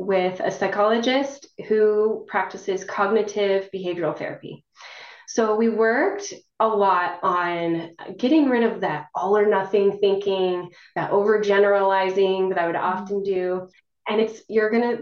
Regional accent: northern Wyoming, United States; moved away as an adult; also born or lived in Arizona; now in Utah, United States; I'm originally from Wyoming, northern Wyoming. I came down to Utah for school

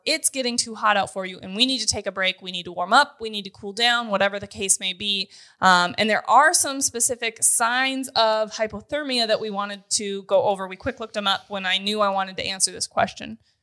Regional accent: North Dakota, United States; moved away as an adult; also born or lived in Grand Forks, North Dakota; now in Kansas, United States; I'm born and raised in North Dakota, went to college in Grand Forks

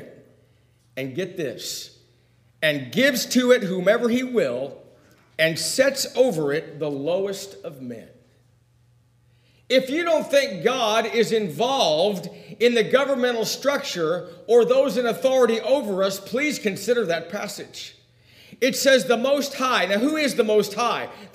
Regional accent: United States; I do enjoy being an American

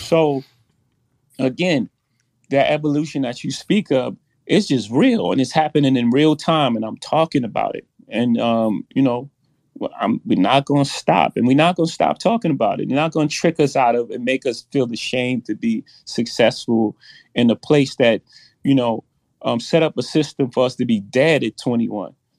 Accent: New York City, New York, United States; I come from Marcy Projects. In my first house, six fifteen Lexington Avenue, my mo, grandmother's house

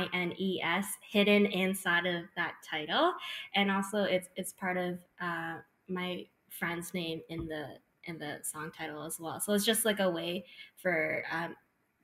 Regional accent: Mississauga, Ontario, Canada; I grew up in Mississauga

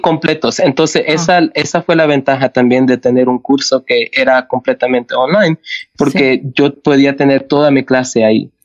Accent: Canada; also born or lived in El Salvador; Yo nací en El Salvador y llegué a Canadá con, cuando tenía seis años con mi familia. Entonces crecí como canadiense.

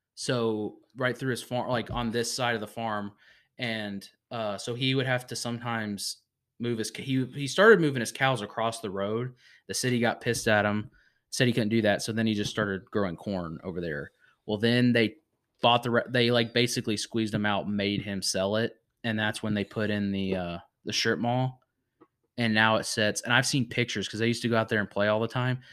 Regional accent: Virginia, United States; moved away; my hometown in Virginia.

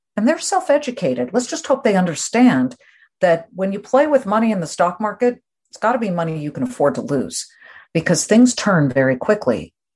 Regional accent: Beverly Hills, California, United States; moved away; I grew up in California

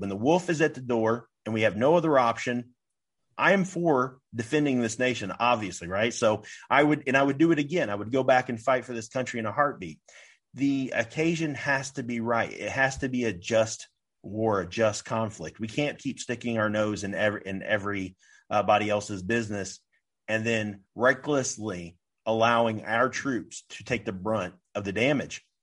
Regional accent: United States

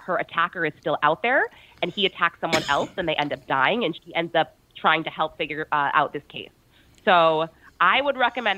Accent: Bedford, New Hampshire, United States; moved away as an adult; now in New York, United States; where I grew up in Bedford, New Hampshire

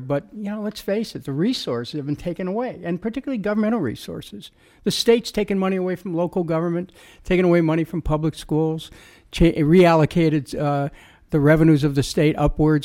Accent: Cleveland, Ohio, United States; my experience growing up in Cleveland

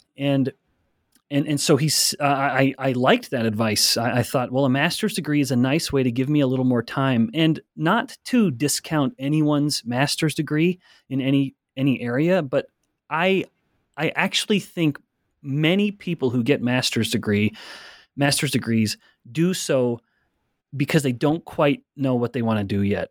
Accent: Alberta, Canada; I'm from Alberta, Canada. I, I, I was raised, born and raised in a very small town

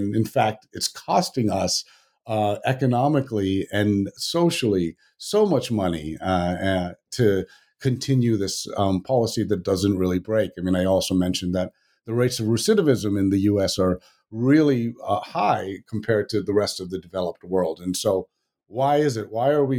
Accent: Virginia, United States; You know, I grew up in Virginia, which I didn't even, Northern Virginia, which I didn't even realize was south of the Mason-Dixon line

